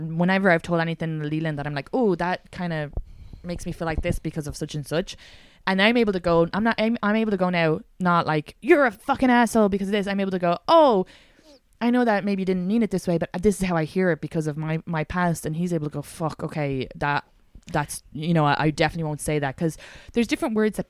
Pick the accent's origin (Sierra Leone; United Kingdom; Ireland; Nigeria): Ireland; I'm so Irish